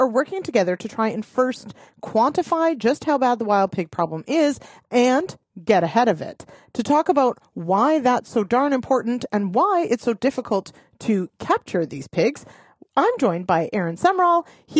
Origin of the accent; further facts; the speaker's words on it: Canada; I definitely am the culprit here with some pretty significant failings as a Canadian.